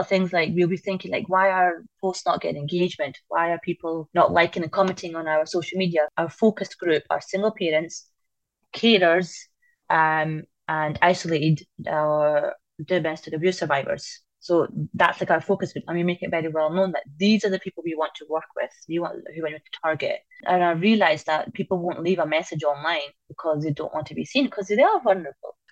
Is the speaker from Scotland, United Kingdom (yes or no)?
yes; Falkirk, Scotland, United Kingdom; moved away as an adult; also born or lived in London; growing up in Falkirk